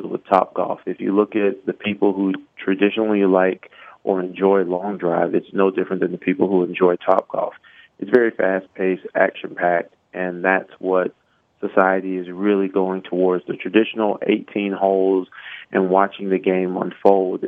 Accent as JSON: {"language": "English", "town": "Miami", "region": "Florida", "country": "United States", "tie": "born or raised there", "said": "I grew up around the University of Miami"}